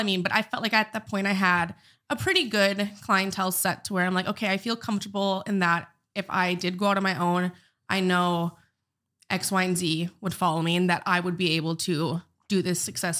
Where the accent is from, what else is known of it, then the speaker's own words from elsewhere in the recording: Bismarck, North Dakota, United States; I'm from Bismarck originally.